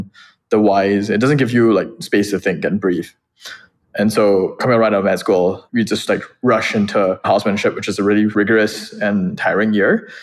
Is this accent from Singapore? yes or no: yes; Singapore; moved away; also born or lived in Boston; I would introduce myself first and foremost as a Singaporean.